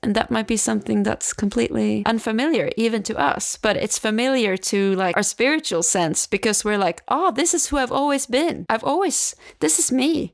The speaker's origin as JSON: {"language": "English", "town": "Stockholm", "region": "Stockholm County", "country": "Sweden", "tie": "born or raised there", "moved": "yes", "said": "back to Stockholm, uh, my hometown"}